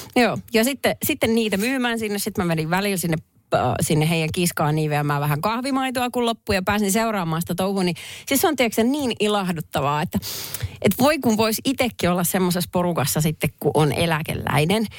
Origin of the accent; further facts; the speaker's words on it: Perniö, Southwest Finland, Finland; moved away; kävin äh, kotikonnuilla Varsinais-Suomessa Perniössä